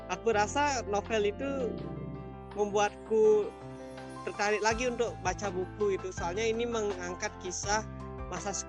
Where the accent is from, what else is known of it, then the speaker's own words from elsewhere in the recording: Kayu Putih, Bali, Indonesia; Asal aku dari Desa Kayu Putih, uh, dekat daerah wisata Lovina.